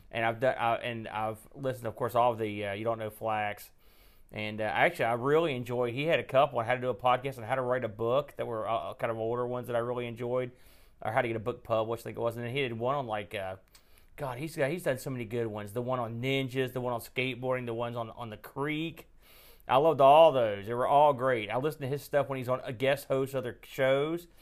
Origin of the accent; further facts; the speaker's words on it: West Virginia, United States; accent: West Virginia; I could get my West Virginia accent going.